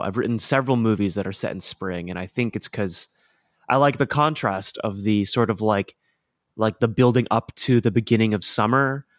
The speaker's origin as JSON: {"language": "English", "region": "Colorado", "country": "United States", "tie": "born or raised there", "said": "growing up in Colorado"}